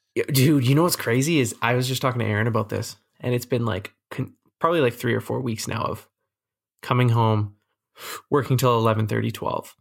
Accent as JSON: {"language": "English", "country": "Canada"}